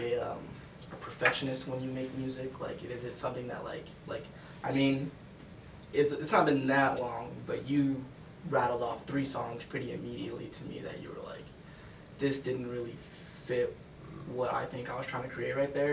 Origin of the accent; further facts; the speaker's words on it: Denver, Colorado, United States; I'm from Denver